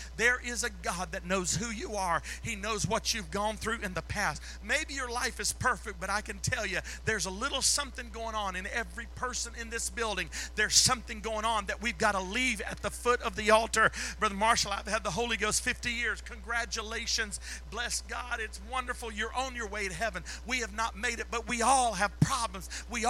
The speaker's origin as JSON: {"language": "English", "country": "Philippines", "tie": "born or raised there", "said": "I was raised there. I was raised in the Philippines."}